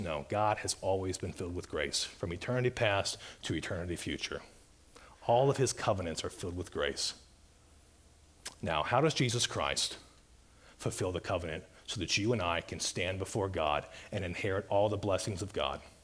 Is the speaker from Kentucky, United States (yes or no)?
no; Mobile, Alabama, United States; I grew up in Mobile Bay in Alabama